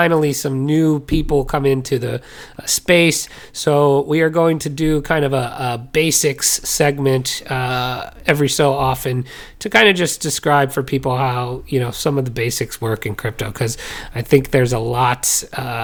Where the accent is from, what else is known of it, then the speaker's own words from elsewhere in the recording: Illinois, United States; also born or lived in New Jersey; When I grew up, I moved from New Jersey to Illinois, so I showed up as the soda guy.